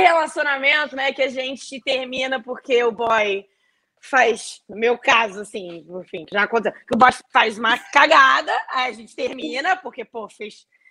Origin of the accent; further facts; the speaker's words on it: Rio de Janeiro, Brazil; nós como cariocas